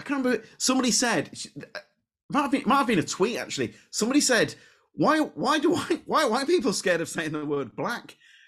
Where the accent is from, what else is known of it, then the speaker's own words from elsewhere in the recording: Leeds, Yorkshire and the Humber, United Kingdom; So she's from Leeds. I'm from Leeds.